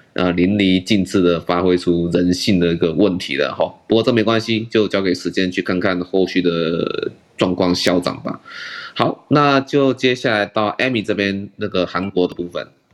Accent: Taiwan; 我们台湾这边

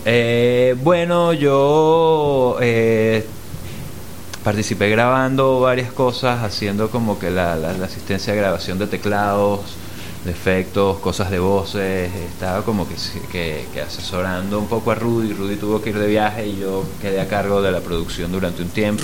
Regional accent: Venezuela; also born or lived in Mexico; aunque soy venezolano, nací en México, no viví mucho tiempo en México

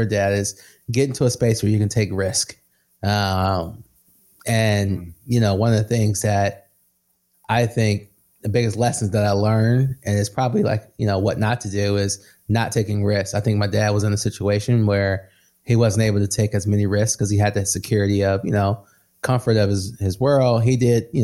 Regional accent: Midwest, United States; I come from the Midwest, blue collar. Everyone I know was blue collar, working in some type of factory owned by Ford

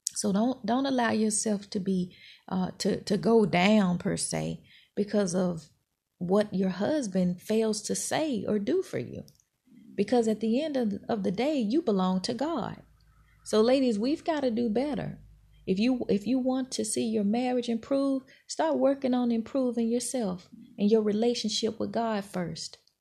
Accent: Mississippi, United States; moved away; I'm from Mississippi

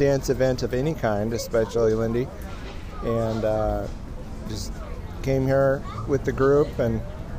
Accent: Spokane, Washington, United States; from Spokane, Washington.

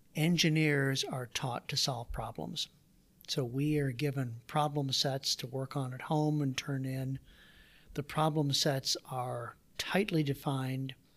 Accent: Waterloo, Iowa, United States; also born or lived in Davenport, Iowa; I grew up, so I was born in Davenport, Iowa, did my grade school years in Waterloo.

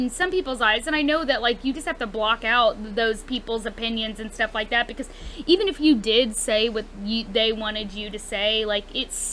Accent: United States; that's the beauty of you know being American. You can have your own opinion

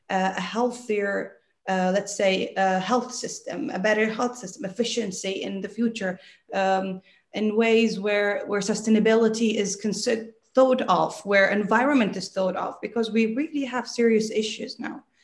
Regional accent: Dubai, United Arab Emirates; accent: American; also born or lived in England; I have a very American accent and they think, where, where are you from in the US? And I'm like, yeah from Dubai, but it's such a melting pot

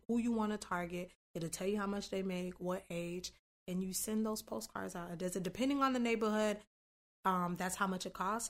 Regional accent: North Miami, Florida, United States; moved away as an adult; also born or lived in Tallahassee; North Miami, born and raised.

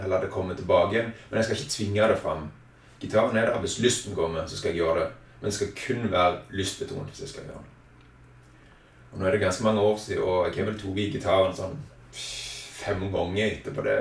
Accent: Egersund, Rogaland, Norway; født og oppvokst i Egersund

